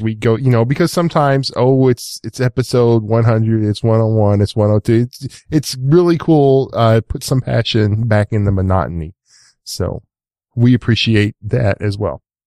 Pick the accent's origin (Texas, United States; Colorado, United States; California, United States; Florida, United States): Texas, United States; East; I'm from East Texas